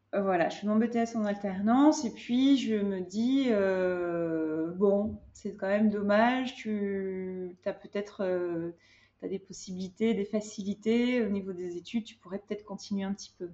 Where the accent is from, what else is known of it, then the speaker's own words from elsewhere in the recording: Hyères, Provence-Alpes-Côte d'Azur, France; moved away as an adult; also born or lived in Compiègne / Cannes / Marseille / Paris; j'ai grandi dans le sud de la France. J'ai grandi à Hyères euh, et puis à Cannes